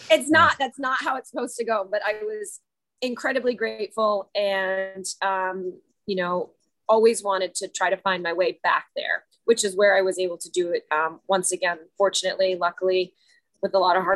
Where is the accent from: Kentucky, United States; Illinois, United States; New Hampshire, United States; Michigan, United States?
New Hampshire, United States; moved away; I grew up in New Hampshire, right on the border. So right around the Dartmouth College area.